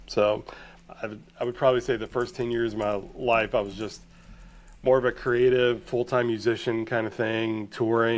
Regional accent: Blue Ridge, Georgia, United States; I grew up in Blue Ridge, Georgia

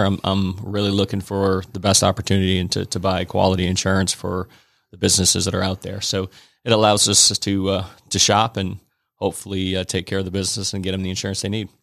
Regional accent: Fort Kent, Maine, United States; moved away as an adult; I grew up in, in a little town called Fort Kent, Maine

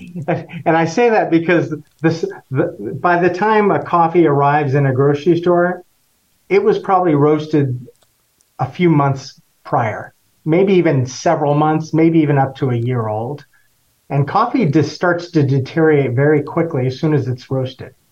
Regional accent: Florida, United States; also born or lived in Costa Rica; now in Suwanee, United States; I grew up in Florida

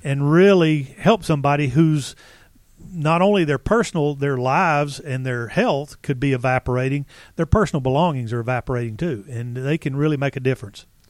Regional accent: Marietta, Georgia, United States; I was born and raised in Marietta, Georgia

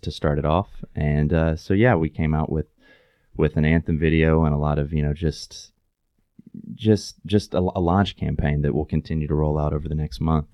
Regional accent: East Tennessee, United States; also born or lived in Knoxville / New York; now in Chattanooga, United States; I grew up in East Tennessee

